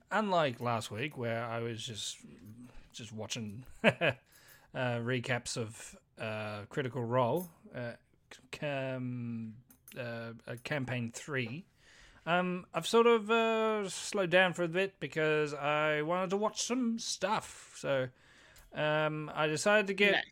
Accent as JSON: {"language": "English", "country": "United Kingdom", "said": "We're British."}